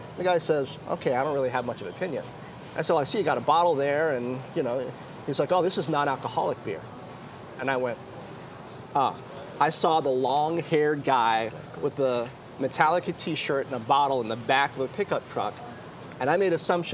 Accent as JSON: {"language": "English", "country": "United States", "tie": "born or raised there", "also_born_or_lived": "Bedford-Stuyvesant, Brooklyn, New York / Washington, D.C. / Greencastle, Indiana", "said": "I grew up on the East Coast, Bed-Stuy, and then Washington, D.C."}